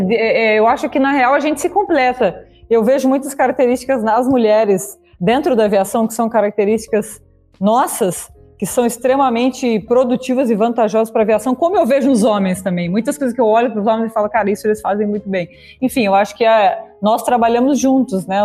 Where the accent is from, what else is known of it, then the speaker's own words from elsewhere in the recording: Itápolis, São Paulo, Brazil; moved away as an adult; also born or lived in Hong Kong; now in Abu Dhabi, United Arab Emirates; eu sou natural do interior de São Paulo, de Itápolis